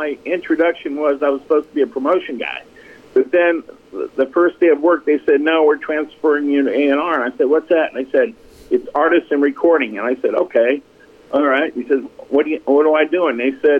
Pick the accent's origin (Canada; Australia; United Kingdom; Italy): Italy; Naples, Campania; also born or lived in Meridian, Mississippi; I was born in Meridian, and we left when I was five. We went on vacation, spent a year in Italy, and then my father got a job with the U.S. government in Naples, Italy, to build a base there